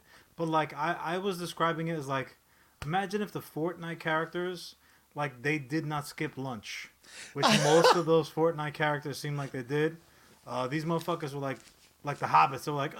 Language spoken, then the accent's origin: English; New York City, New York, United States; the floor model encased in oak television that we had growing up in Brooklyn.